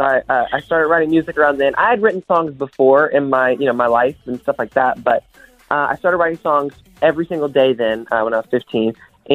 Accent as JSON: {"language": "English", "region": "North Carolina", "country": "United States", "tie": "born or raised there", "moved": "as an adult", "lives_now": "Nashville, United States", "said": "just moved to Nashville. I grew up in North Carolina, which is like, I grew up in North Carolina and I just moved to Nashville for music and all that. So I am, ever since the pandemic hit, I've been living in Nashville."}